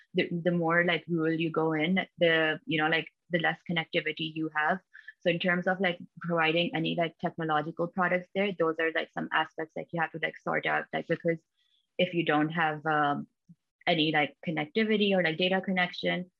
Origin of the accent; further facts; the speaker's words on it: Pakistan; now in United States; I'm originally from Pakistan, but currently based in the US